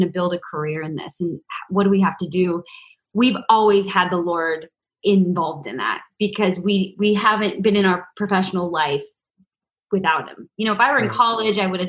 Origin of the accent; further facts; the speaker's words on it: Portland, Oregon, United States; moved away as an adult; also born or lived in New York; I grew up in Portland, Oregon, and then went to school in New York